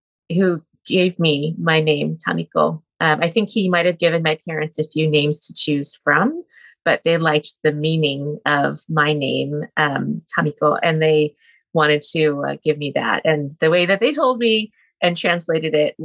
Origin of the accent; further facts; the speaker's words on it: Northern California, United States; now in Tacoma, United States; I was born in California, in Northern California, but I now live in Tacoma, Washington.